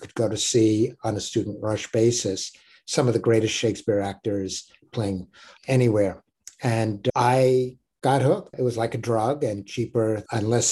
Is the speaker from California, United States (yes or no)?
no; New York City, New York, United States; I grew up in Brooklyn, went to a public middle school